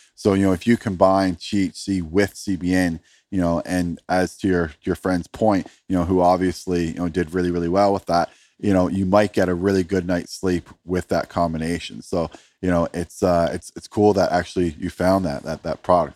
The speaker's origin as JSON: {"language": "English", "country": "Canada", "said": "I'm from Canada"}